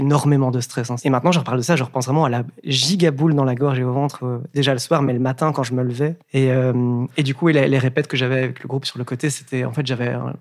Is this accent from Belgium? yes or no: yes; Wallonia, Belgium; also born or lived in Breda / Dublin; je viens du Brabant à d'un petit village. j'ai ouais, j'ai grandi